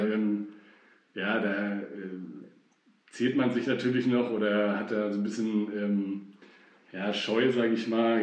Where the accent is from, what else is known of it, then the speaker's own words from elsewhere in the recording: Fulda, Hesse, Germany; ich bin ja in Fulda groß geworden, bin hier ganz normal zur Schule gegangen